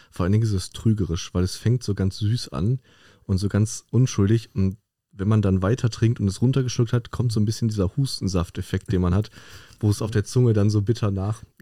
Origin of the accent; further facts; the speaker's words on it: North Rhine-Westphalia, Germany; Okay, ich komme aus dem Ruhrgebiet, ich würde sagen, da gibt es ähnliche Kategorien.